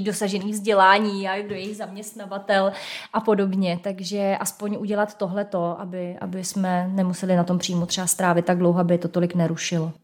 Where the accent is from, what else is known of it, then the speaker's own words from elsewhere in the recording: Hradec Králové, Hradec Králové Region, Czechia; tak já jsem z Hradce